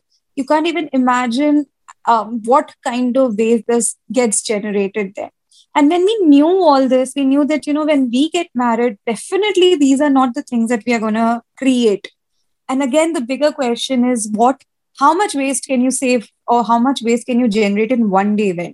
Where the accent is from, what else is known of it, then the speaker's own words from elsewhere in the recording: Kolkata, West Bengal, India; also born or lived in Uttar Pradesh; born and brought up in Calcutta